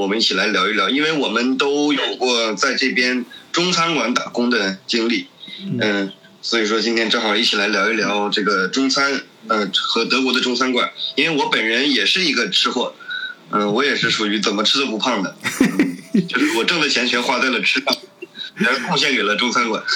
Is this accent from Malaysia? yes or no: no; Northeast China, China; moved away; 我作为一个东北人